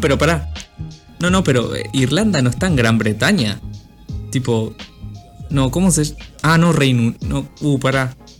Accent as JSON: {"language": "Spanish", "country": "Argentina", "said": "soy argentino"}